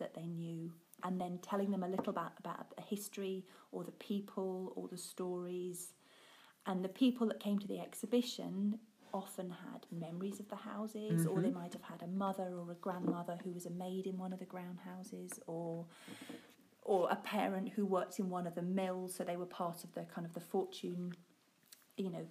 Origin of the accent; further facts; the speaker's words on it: Suffolk, East Anglia, East of England, United Kingdom; now in Yorkshire, United Kingdom; I'm not from Yorkshire. I'm from Suffolk in East Anglia.